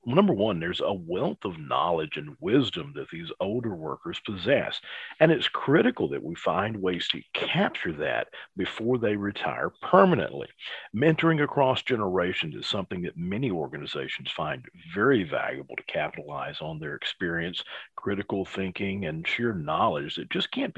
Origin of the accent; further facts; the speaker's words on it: Alabama, United States; I'm from Alabama